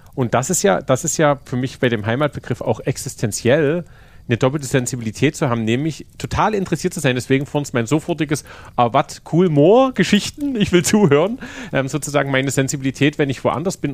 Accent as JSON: {"language": "German", "town": "Königstein", "region": "Saxony", "country": "Germany", "tie": "born or raised there", "moved": "as an adult", "lives_now": "Dresden, Germany", "said": "Ich bin halt nicht Dresdner, ne? Ich bin halt in Königstein aufgewachsen."}